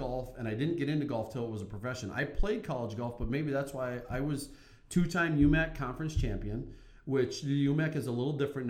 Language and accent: English; Silver Bay, Minnesota, United States; I grew up in Silver Bay, Minnesota, and because my dad was a Baptist preacher, the family got membership.